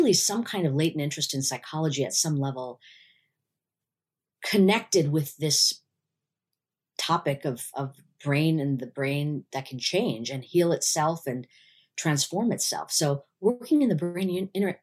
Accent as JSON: {"language": "English", "country": "United States", "tie": "born or raised there", "said": "I'm an Indian woman living in the US"}